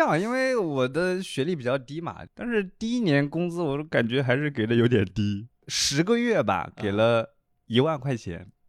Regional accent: Anhui, China; now in Shanghai, China; 我们老家安徽那边也是就是很喜欢请客

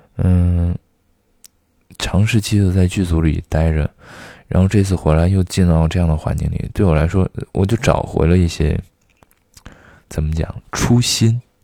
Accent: Xi'an, Shaanxi, China; 我小的时候生活在西安

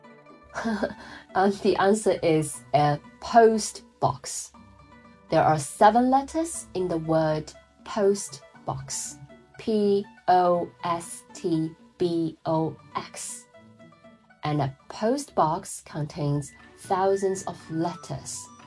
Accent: Wuhan, Hubei, China; my family is originally from Shanghai, uh, but I grew up in Wuhan, center

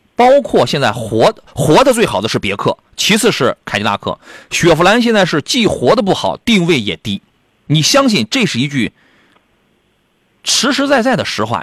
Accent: Qingdao, Shandong, China; 我老家青岛

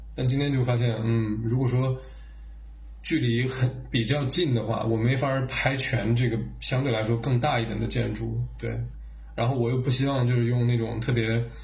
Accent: Urumqi, Xinjiang, China; 像我们在新疆成长长大

